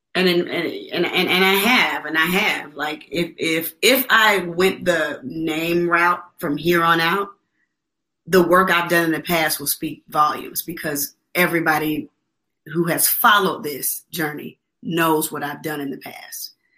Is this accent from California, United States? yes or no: no; Atlanta, Georgia, United States; I'm from Atlanta